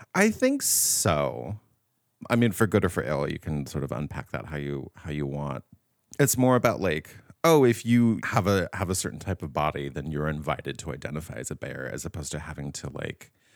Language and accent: English; Riverside, California, United States; moved away as an adult; now in San Francisco, United States; I wanted to leave my hometown, but I wanted to stay in California because I was born and raised here